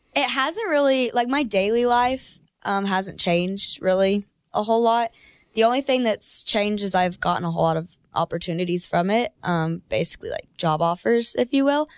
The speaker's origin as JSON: {"language": "English", "town": "Denton", "region": "Texas", "country": "United States", "said": "I'm from Denton, Texas."}